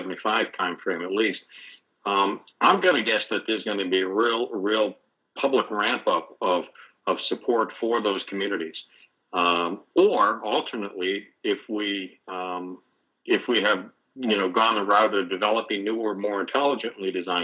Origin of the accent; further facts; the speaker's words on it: Boston, Massachusetts, United States; I grew up in Boston, pretty close to and for a time right on Boston Harbor